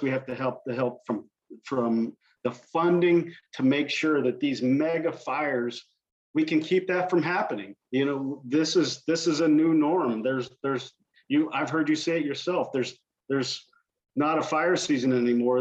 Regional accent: Southern Indiana, United States; moved away; also born or lived in Washington State; my background is I grew up in in Southern Indiana

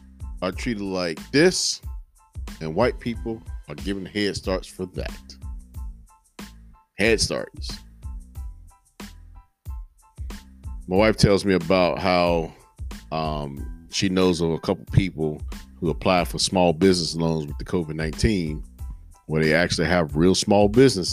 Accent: Henderson, United States; my hometown of Henderson

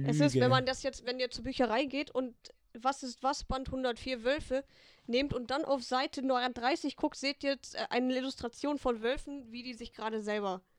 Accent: Rome, Lazio, Italy; weil ich bin eigentlich Italienerin, komme aus Rom.

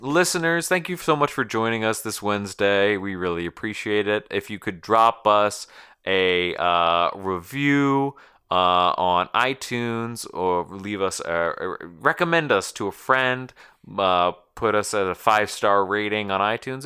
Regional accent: Connecticut, United States; I'm from Connecticut, or, or, like, Connecticuter

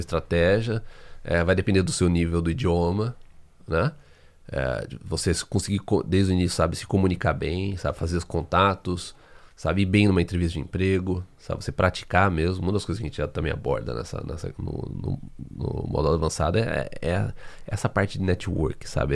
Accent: Brazil; moved away as an adult; now in Canada; Eu saí do Brasil, eu trabalhava como freelancer no Brasil

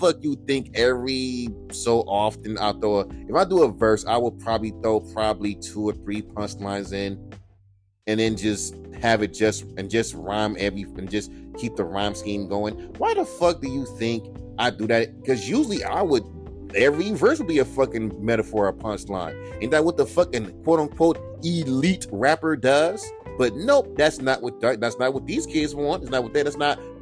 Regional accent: California, United States; I'm from California.

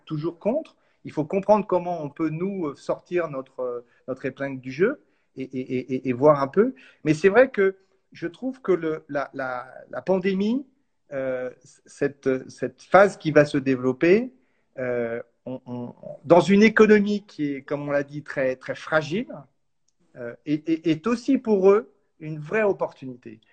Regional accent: France; chez nous en France

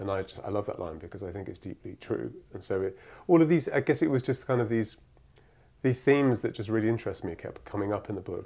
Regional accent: Cyprus; moved away; I grew up in Cyprus

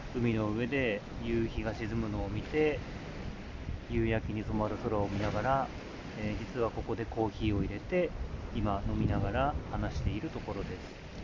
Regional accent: Niigata, Japan; moved away as an adult; 生まれ育ったところ

